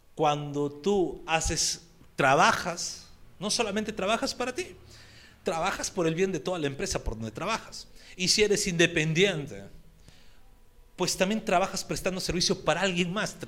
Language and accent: Spanish; Peru; accent: Peruvian; en nuestro dialecto peruano